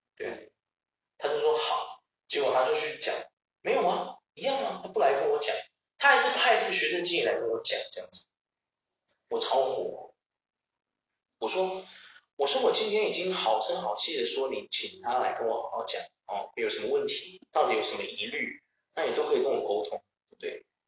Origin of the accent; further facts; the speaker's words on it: Taiwan; 我们台湾人